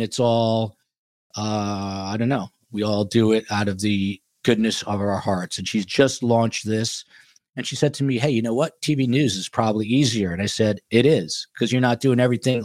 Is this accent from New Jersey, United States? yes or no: yes; Highland Park, New Jersey, United States; also born or lived in New Brunswick, New Jersey; I'm from Highland Park, New Jersey. You could literally throw a stone, and I was born in New Brunswick.